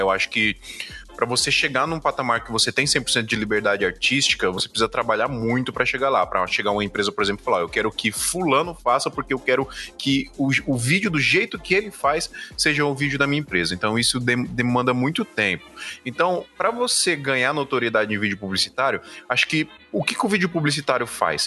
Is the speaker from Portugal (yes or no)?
no; Brazil; Nós somos brasileiros